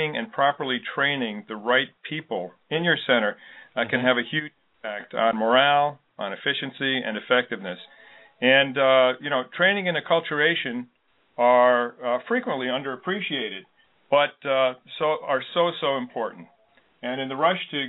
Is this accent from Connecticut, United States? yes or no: yes; Connecticut, United States; Shelton, Connecticut, my home state.